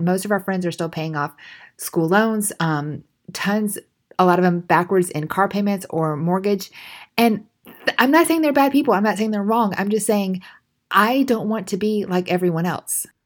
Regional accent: United States; We're very independent as American culture specifically

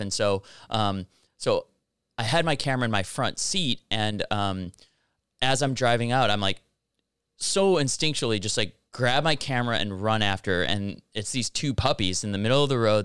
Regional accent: Highland Park, Illinois, United States; moved away as an adult; also born or lived in Los Angeles / East Coast; now in South Bay, Los Angeles, United States; I'm originally from Chicago, uh, north suburb called Highland Park

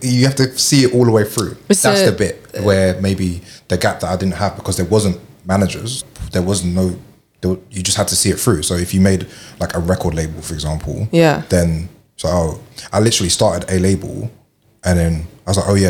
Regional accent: London, United Kingdom; I'm from East London

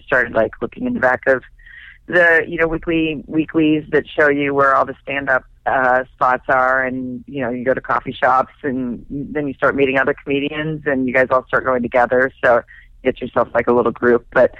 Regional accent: Arkansas, United States; also born or lived in Germany; I grew up in Arkansas, actually.

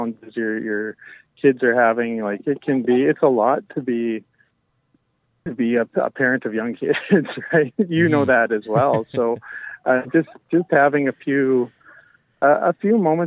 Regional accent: Medicine Hat, Alberta, Canada; I grew up in Medicine Hat

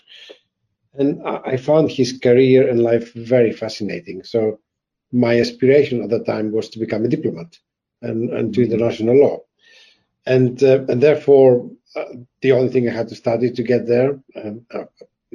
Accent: Greece; moved away as an adult; also born or lived in France / Germany / Ukraine / Poland; now in England, United Kingdom; I'm Greek by birth and nationality, and I have been outside Greece for the last 32 years.

